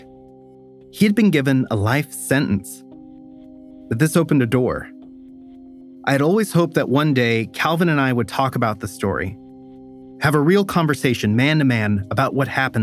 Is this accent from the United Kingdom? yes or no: no; Stockton, California, United States; now in Brooklyn, United States; the place where this all started, my hometown